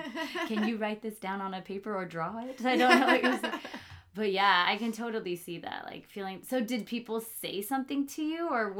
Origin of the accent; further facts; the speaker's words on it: Guatemala; now in United States; I'm Central American, Guatemalan, and I grew up, my parents had a lot of, oddly enough, Salvadorian friends, not as many Mexican friends, some, I mean